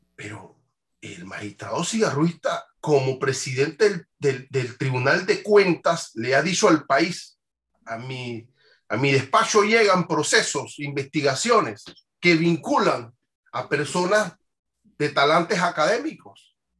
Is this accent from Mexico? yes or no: no; Panama